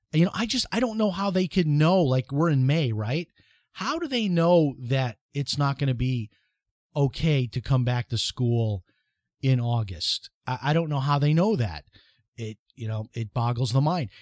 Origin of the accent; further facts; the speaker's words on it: Chicago, Illinois, United States; now in Flagler Beach, United States; when I was growing up in Chicago